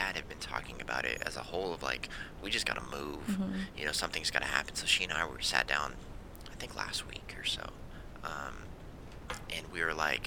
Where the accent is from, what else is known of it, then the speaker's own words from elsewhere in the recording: California, United States; I'm from California.